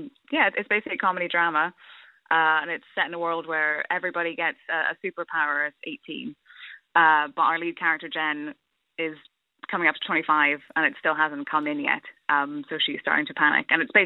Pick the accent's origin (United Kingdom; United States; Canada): United Kingdom; Fermanagh, Northern Ireland; now in London, United Kingdom; I'm from Kilwadees in Fermanagh.